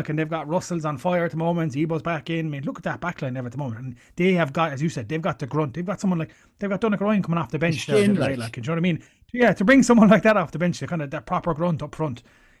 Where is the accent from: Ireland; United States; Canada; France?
Ireland